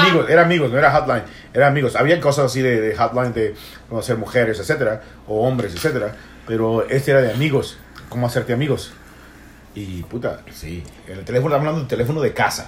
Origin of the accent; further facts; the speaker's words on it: El Salvador; yo soy salvadoreño